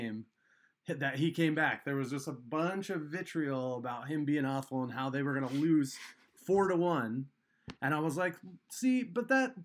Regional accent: Colorado, United States; now in Seattle, United States; I'm originally from Colorado

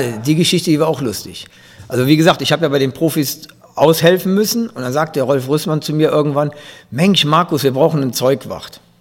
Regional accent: Grevenbroich, North Rhine-Westphalia, Germany; ich komme aus, aus Gierad und habe in Gierad Fußball gespielt

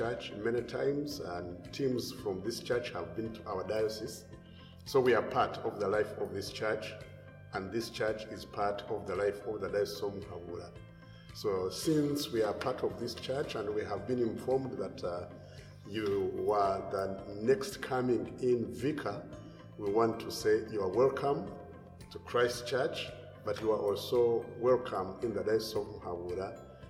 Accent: Western Region, Uganda; We come from Uganda, extreme southwest of Uganda, at the borders with Congo and Rwanda

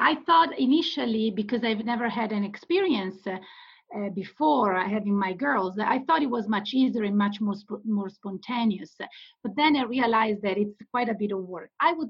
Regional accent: Italy; English is a second language; moved away as an adult; now in United States; I'm originally from Italy. I was born and raised in Italy, and now I live in the United States since 2006. I study, besides English and Italian, I also studied French at school, and I did study Greek and Latin for many years.

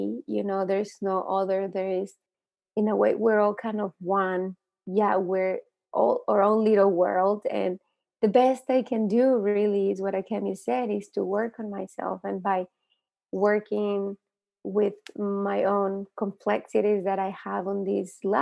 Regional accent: Santa Barbara, California, United States; now in Los Angeles, United States; when I moved to America, I grew up in Santa Barbara

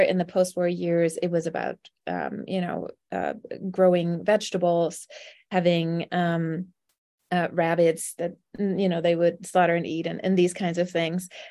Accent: Germany; now in Arizona, United States; I am not from Arizona, I'm from Germany

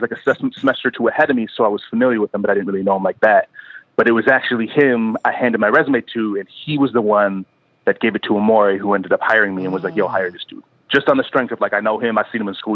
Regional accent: Madison, Wisconsin, United States; moved away as an adult; also born or lived in Milwaukee, Wisconsin; now in New York, United States; I grew up in Wisconsin, like you said, Madison, Wisconsin. I'm from there.

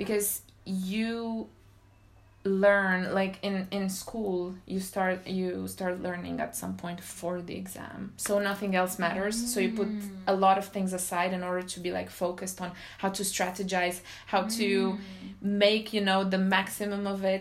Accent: Romania; English is a second language; moved away as an adult; now in France; back home in Romania, because I'm from Romania

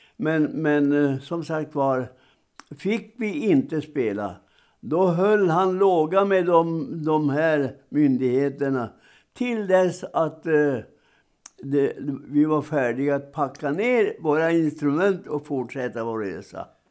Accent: Roknäs, Norrbotten County, Sweden; hemma i, i min hembygd eh, och by, Roknäs utanför Piteå

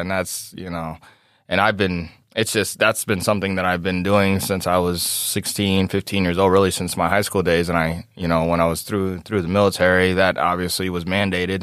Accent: Chicago, Illinois, United States; now in Davenport, United States; growing up in South Chicago

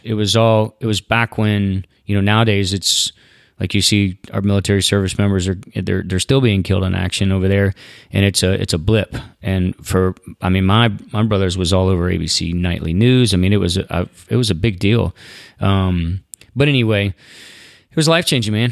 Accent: Southeast, United States; I didn't grow up in the Western culture. I grew up in the Southeast. I picked watermelons as a kid.

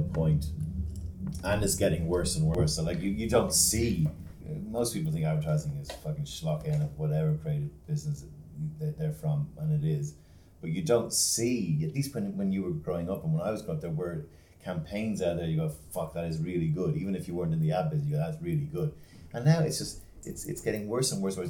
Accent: Ireland; I'm Irish.

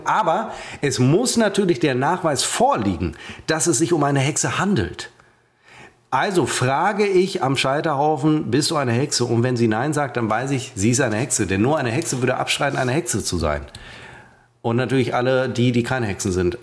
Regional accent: Münster, North Rhine-Westphalia, Germany; bei uns in Münster

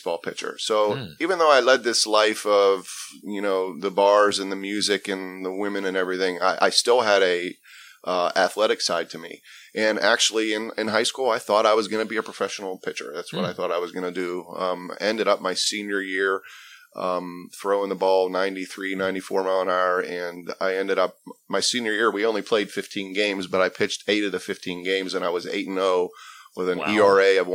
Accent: South Park, Pennsylvania, United States; I grew up in South Hills. South Park is the area I grew up and went to South Park High School

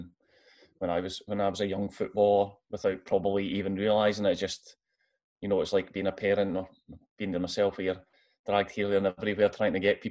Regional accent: Arbroath, Scotland, United Kingdom; So I'm from Arbroath originally. So I lived there all my life up until I moved to Hearts when I was 18. So yeah, born and bred in Arbroath

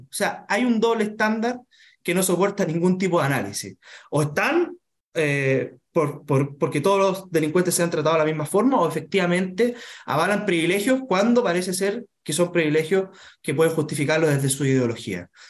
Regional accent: Chile; todos siendo chilenos tenemos distintas formas de ser, distintas culturas

